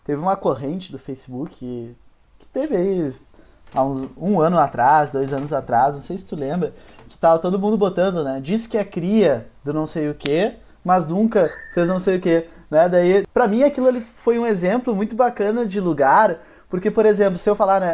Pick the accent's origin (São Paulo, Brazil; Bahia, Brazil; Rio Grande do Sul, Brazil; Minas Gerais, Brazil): Rio Grande do Sul, Brazil; Porto Alegre; also born or lived in Ipê, Rio Grande do Sul; o bairro que eu morei mais tempo aqui em Porto Alegre foi a Vila Nova.